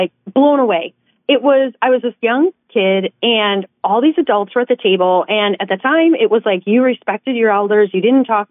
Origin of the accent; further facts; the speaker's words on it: Wisconsin, United States; moved away as an adult; also born or lived in Madison, Wisconsin / Chicago; I grew up in Wisconsin